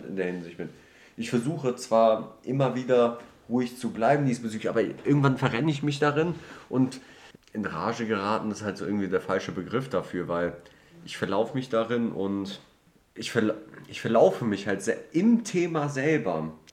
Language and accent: German; Düsseldorf, North Rhine-Westphalia, Germany; Ich komme aus Düsseldorf